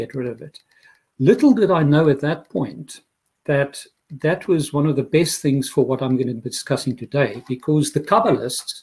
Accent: Pretoria, Gauteng, South Africa; moved away as an adult; also born or lived in London; now in Dublin, Ireland; I grew up in Pretoria, South Africa, most probably the most conservative Christianity that you can have on earth

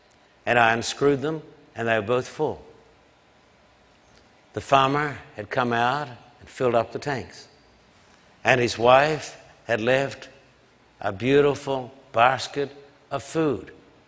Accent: Brisbane, Queensland, Australia; I left home when I was 16 years of age, a skinny boy growing up in Brisbane. My parents paid for my train fare, and I traveled almost 1,000 miles up into the tropics.

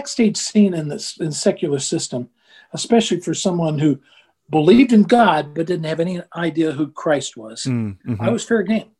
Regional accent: United States; I'm an American

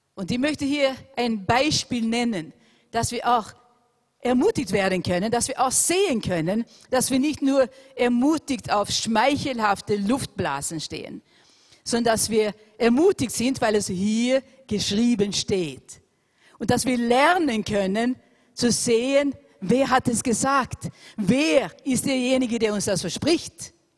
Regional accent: Austria; unser wunderschönes Land Österreich

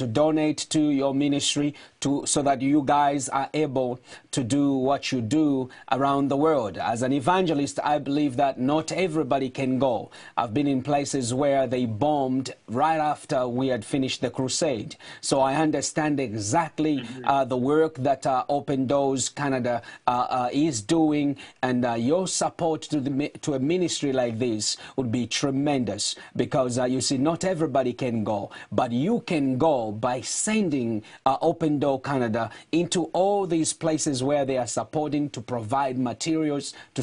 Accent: Zambia; moved away; I was born in Zambia

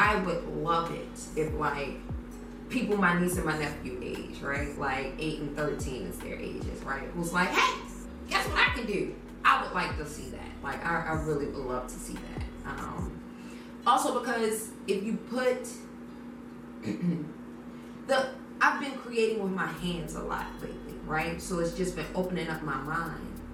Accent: Baltimore, Maryland, United States; growing up in Baltimore City

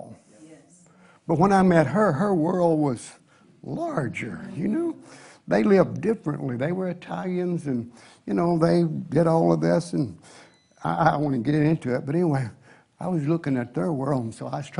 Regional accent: Tennessee, United States; I'm a redneck from Tennessee

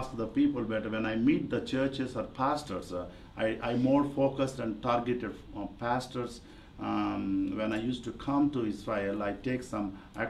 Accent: India; from my country as an Indian

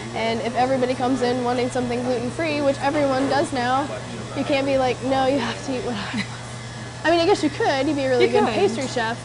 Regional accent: Virginia, United States; from where I'm from, right? Yeah. Virginia buttermilk biscuits.

